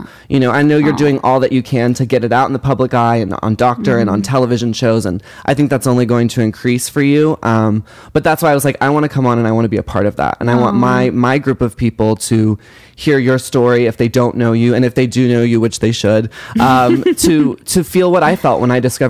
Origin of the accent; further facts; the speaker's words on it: Carrollton, Texas, United States; I grew up in Dallas, Texas. Actually, Carrollton, which is outside of Dallas.